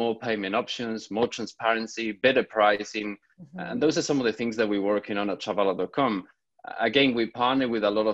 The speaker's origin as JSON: {"language": "English", "country": "Spain", "said": "I'm originally from Spain"}